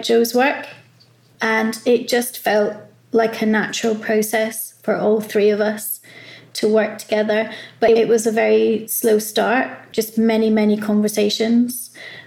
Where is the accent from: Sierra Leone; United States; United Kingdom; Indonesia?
United Kingdom; Glasgow, Scotland; I'm originally from Glasgow.